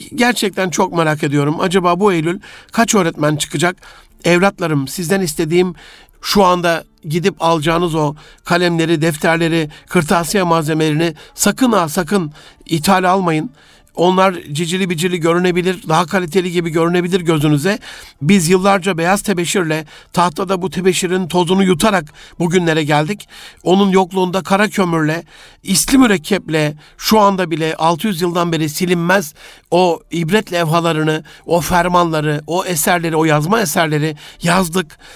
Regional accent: Gaziantep, Turkey; moved away; memleketim Gaziantep'te

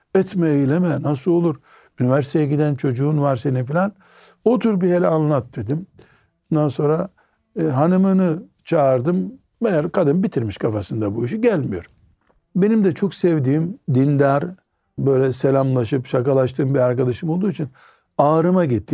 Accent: Black Sea Region, Turkey

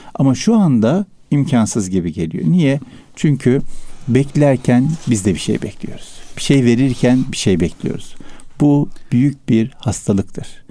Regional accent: Istanbul, Turkey; Üsküdar merkezde doğdum büyüdüm ben.

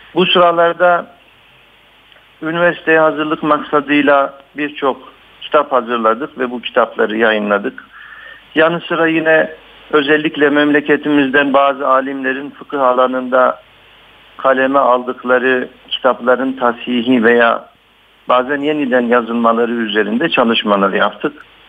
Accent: Batman, Batman Province, Turkey; moved away as an adult; also born or lived in Istanbul; bin dokuz yüz altmış altı Batman doğumluyum. İlk orta ve liseyi Ee, Batman'da okudum.

